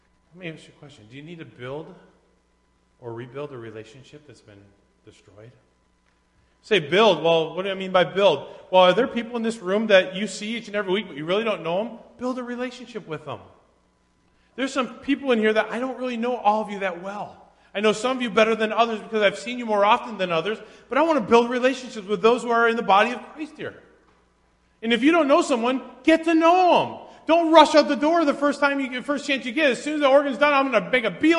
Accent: United States; as an American

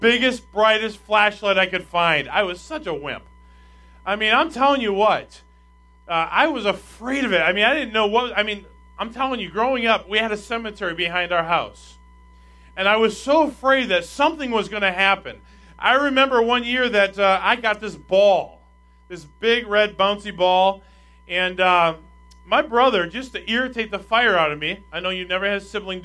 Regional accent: Minnesota, United States; we had a big bus ministry in my home church in Minnesota

